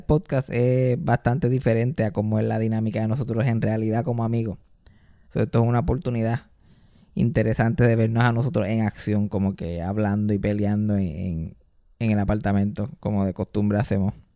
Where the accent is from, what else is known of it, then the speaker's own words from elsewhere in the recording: Puerto Rico; nosotros como puertorriqueños